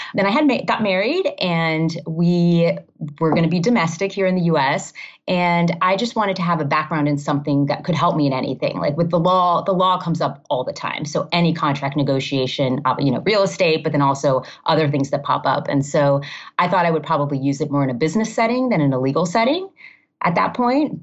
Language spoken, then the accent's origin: English; Miami, Florida, United States; also born or lived in Massachusetts / Maryland / Ohio / California; now in Illinois, United States; I grew up in Miami